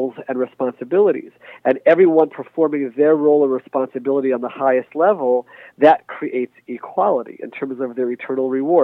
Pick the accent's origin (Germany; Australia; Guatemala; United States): United States; now in Israel; I spent most of my life in the United States as an American citizen